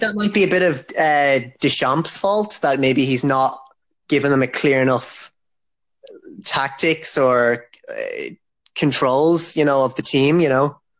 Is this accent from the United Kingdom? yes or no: no; Ireland; I'm from Ireland.